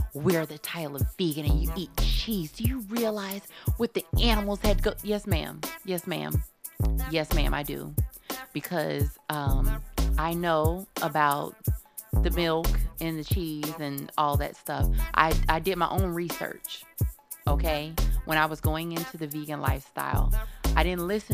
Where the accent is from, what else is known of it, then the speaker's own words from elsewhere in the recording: Cocoa, Florida, United States; my hometown area, because I'm from Cocoa, but Melbourne is like 20 minutes away from Cocoa